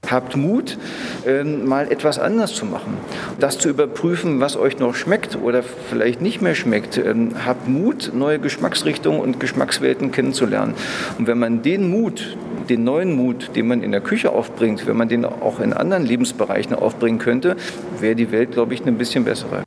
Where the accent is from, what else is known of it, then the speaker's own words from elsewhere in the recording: Germany; bei uns in Deutschland